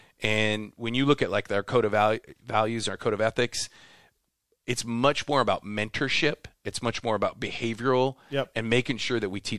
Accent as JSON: {"language": "English", "region": "Midwest", "country": "United States", "moved": "yes", "lives_now": "Temecula, United States", "said": "I'm originally from the Midwest, so I'm living in Temecula."}